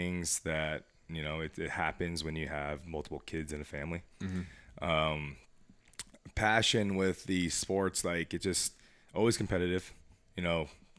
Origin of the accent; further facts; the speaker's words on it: Las Vegas, Nevada, United States; I was born and raised here in Las Vegas, Nevada, and 36 years old